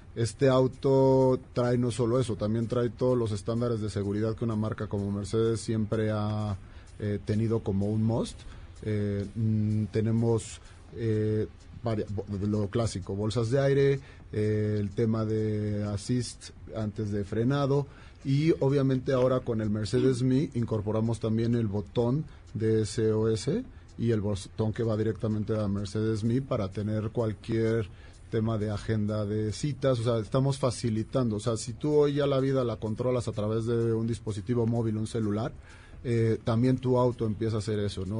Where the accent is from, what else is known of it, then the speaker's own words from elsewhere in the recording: Mexico; como mexicanos